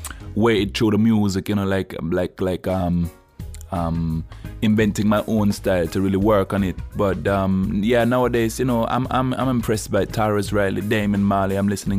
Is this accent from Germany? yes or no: yes; Berlin, Germany; I'm from Berlin, Germany.